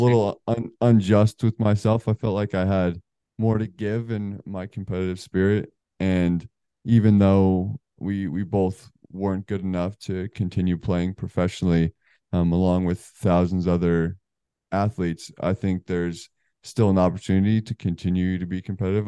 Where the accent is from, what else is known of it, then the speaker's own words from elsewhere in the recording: Colorado, United States; moved away as an adult; also born or lived in New Jersey; now in Charlotte, United States; We're both from the West Coast. Um, I guess not West West, Colorado